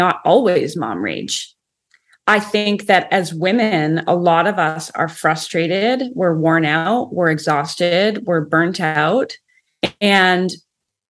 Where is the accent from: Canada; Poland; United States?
Canada; I'm from Canada.